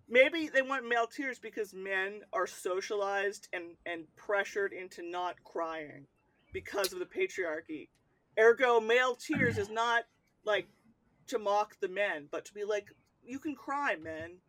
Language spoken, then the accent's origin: English; United States; I'll say the states